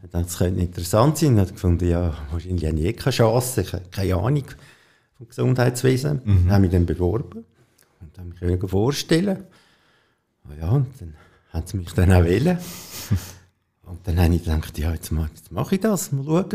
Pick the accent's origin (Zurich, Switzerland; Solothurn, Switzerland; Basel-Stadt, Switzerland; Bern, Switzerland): Zurich, Switzerland; Rüti; also born or lived in Bubikon; ich bin in Rüti geboren und am Anfang haben wir noch auf einem Bauernhof gewohnt